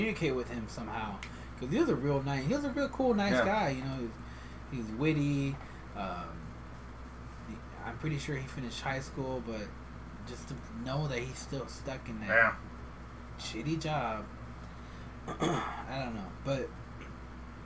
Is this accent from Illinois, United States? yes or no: no; Davenport, Iowa, United States; accent: Midwestern; moved away; I'm from Davenport, Iowa